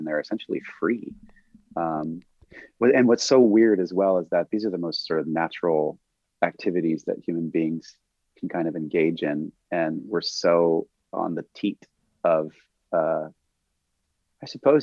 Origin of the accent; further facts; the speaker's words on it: Santa Monica Mountains, California, United States; we grew up here in the Santa Monica Mountains